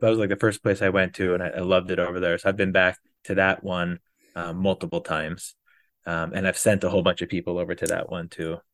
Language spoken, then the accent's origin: English; Wisconsin, United States; moved away as an adult; also born or lived in Texas / St. Louis / Fort Lauderdale, Florida; now in Florida, United States; moved to Wisconsin, uh, right at middle, the end of, um, elementary school. So I more feel like I was a Wisconsinite more so than a Texan. Uh, grew up up there